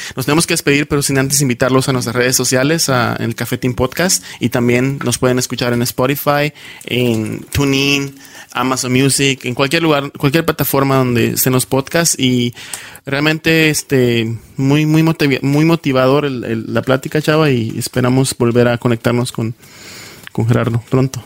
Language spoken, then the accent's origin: Spanish; Yucatán, Mexico; accent: Yucatecan; now in United States; yo soy de Yucatán y también recuerdo un tiempo que me daba muchísima pena eh, hablar como yucateco